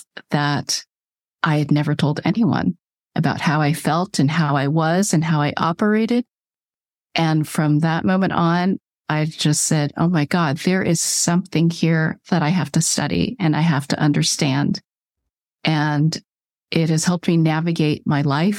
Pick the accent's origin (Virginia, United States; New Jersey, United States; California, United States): California, United States; I was born in California